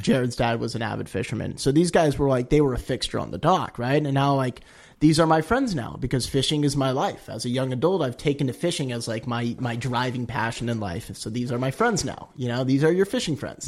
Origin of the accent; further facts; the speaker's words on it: Palos Verdes, California, United States; also born or lived in New Hampshire; I grew up in Palos Verdes, kind of at the top of the hill there